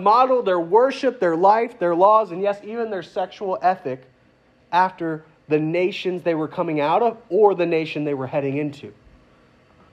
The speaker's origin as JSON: {"language": "English", "country": "United States", "said": "I'm American"}